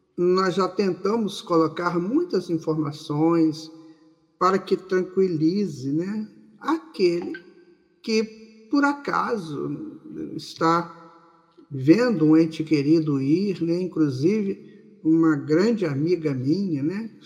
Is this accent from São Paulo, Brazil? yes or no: no; Maceió, Alagoas, Brazil; aqui na Rádio Brasil Espírita de Maceió, nesse nosso Nordeste querido